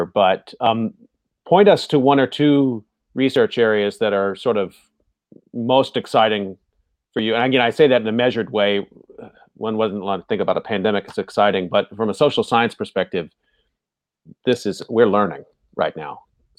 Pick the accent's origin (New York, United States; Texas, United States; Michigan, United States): Texas, United States; moved away; I'm from Texas originally.